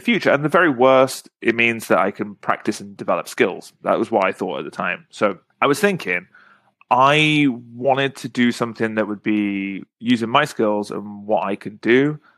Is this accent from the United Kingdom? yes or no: yes; England, United Kingdom; moved away; just being an English person who speaks Korean